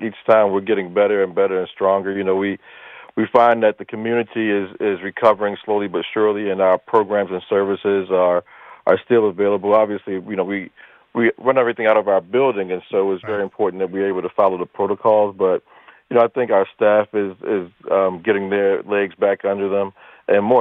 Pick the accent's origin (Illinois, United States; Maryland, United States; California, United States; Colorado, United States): Maryland, United States; Baltimore; now in Hartford, United States; I grew up in Baltimore